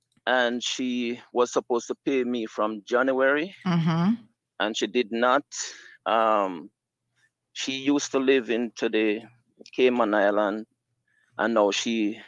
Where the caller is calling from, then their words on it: Jamaica; I am calling from Jamaica.